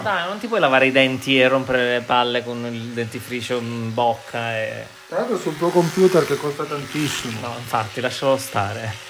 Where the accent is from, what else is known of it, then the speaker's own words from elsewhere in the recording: Andria, Apulia, Italy; io sono di Andria, Trani.